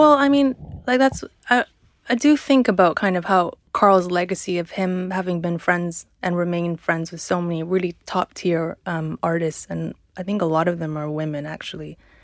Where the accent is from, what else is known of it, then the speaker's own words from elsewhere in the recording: Canada; moved away; I come from Canada